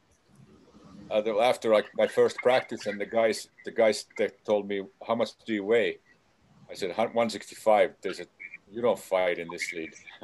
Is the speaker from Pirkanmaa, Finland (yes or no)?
no; Helsinki, Uusimaa, Finland; moved away; my hometown of Helsinki